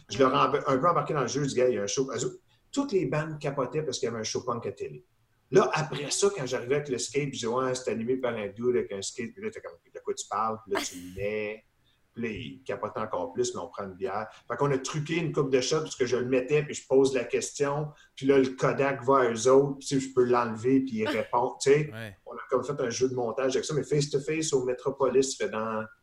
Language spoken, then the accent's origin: French; Ontario, Canada; Parce que mon père était dans l'armée, puis j'ai grandi un peu en Ontario aussi.